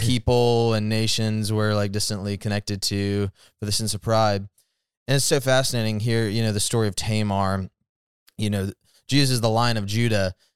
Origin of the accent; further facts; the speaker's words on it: Alabama, United States; we're both from the South and, uh, you know, Alabama